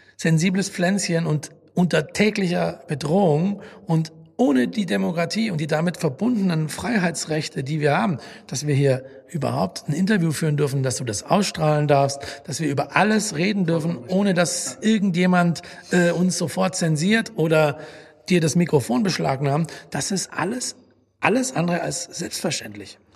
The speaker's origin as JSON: {"language": "German", "town": "Langenargen", "region": "Baden-Württemberg", "country": "Germany", "tie": "born or raised there", "also_born_or_lived": "Stuttgart", "moved": "yes", "said": "Ich bin in Stuttgart geboren, dann direkt am Bodensee groß geworden. Und äh, kleines Touristenort, Langenargen am Bodensee"}